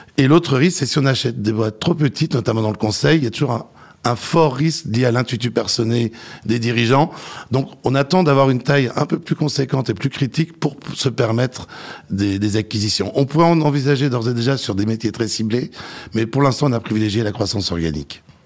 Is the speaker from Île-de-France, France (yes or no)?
no; Nancy, Grand Est, France; moved away as an adult; also born or lived in Dijon; now in Paris, France; je suis né à Dijon, j'ai fait de 0 à 5 ans. Mon cœur d'adolescent et de lycée est à Nancy